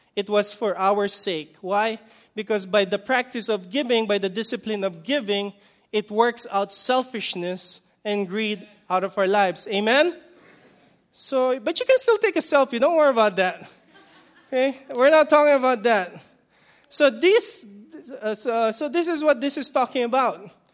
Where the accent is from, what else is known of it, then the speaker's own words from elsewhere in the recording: Philippines; I'm, I'm Filipino